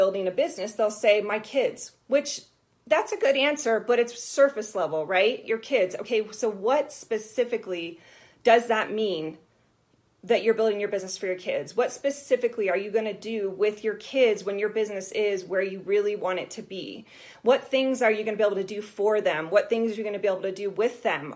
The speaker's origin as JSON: {"language": "English", "region": "Colorado", "country": "United States", "said": "We're both from Colorado."}